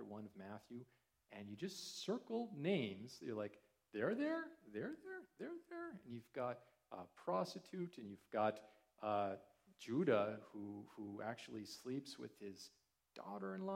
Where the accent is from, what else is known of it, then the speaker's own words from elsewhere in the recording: Canada; growing up as a Canadian